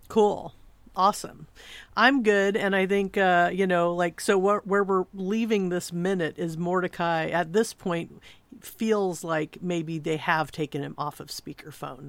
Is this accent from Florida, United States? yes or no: no; Southern California, United States; I'm from Southern California